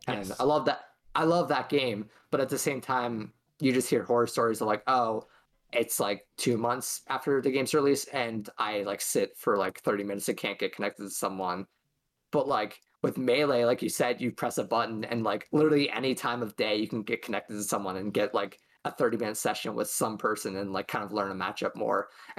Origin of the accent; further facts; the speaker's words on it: West York, Pennsylvania, United States; I'm from West York High School, which is about an hour down from Lancaster.